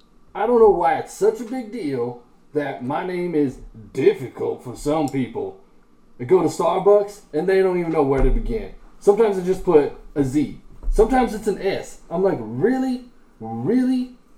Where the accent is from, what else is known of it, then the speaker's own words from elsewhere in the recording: Pennsylvania, United States; I'm from Pennsylvania.